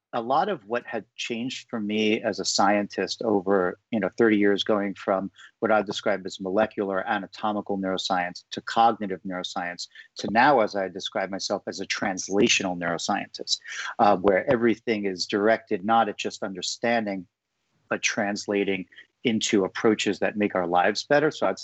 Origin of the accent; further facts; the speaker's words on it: New York City, New York, United States; as a New Yorker with no nature exposure